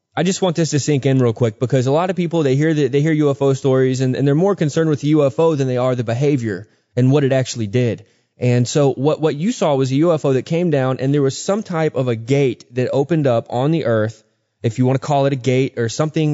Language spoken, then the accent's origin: English; Texas, United States; now in Georgia, United States; I grew up in Texas